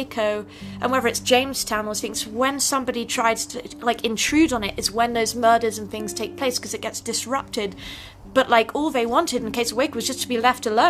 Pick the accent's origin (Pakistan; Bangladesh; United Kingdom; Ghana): United Kingdom; England; moved away; I'm obviously from England.